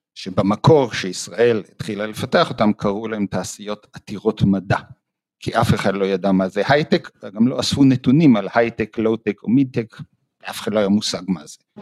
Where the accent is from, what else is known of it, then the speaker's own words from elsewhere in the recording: Jerusalem, Jerusalem District, Israel; moved away as an adult; now in Toronto, Canada; אז אני נולדתי בארץ, בירושלים, למדתי בבית ספר הניסויי